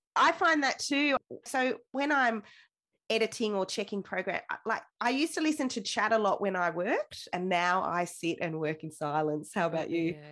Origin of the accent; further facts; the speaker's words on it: Wagga Wagga, New South Wales, Australia; So I grew up in Wagga Wagga, right in the center of town.